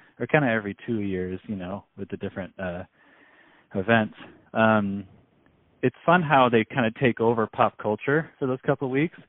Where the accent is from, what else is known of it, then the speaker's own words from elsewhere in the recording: United States; I'm a, obviously a proud American